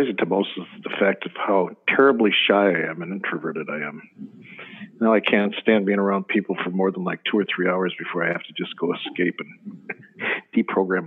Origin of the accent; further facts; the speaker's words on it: Chicago, Illinois, United States; I'm from Chicago